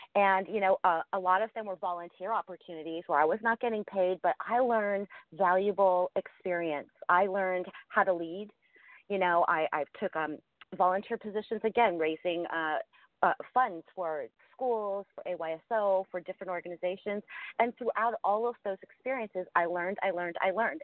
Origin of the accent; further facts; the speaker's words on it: Ohio, United States; I grew up in a, um, a very, you know, a small town in Ohio